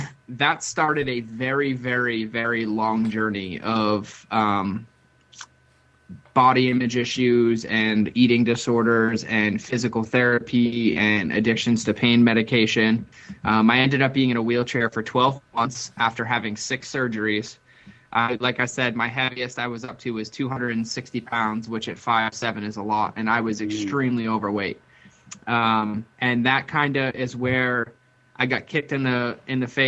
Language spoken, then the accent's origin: English; Boston, Massachusetts, United States; most of my life, I grew up in Boston, Massachusetts